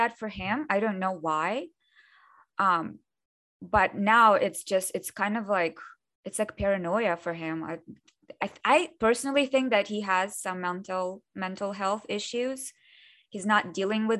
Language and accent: English; Ukraine; born or raised there; first language Russian; English is a second language; moved away